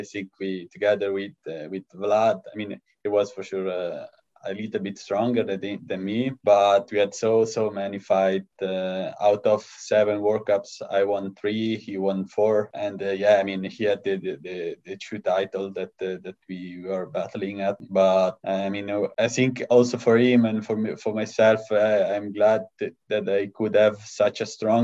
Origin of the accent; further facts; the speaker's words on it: Lugano, Ticino, Switzerland; I was born in Lugano.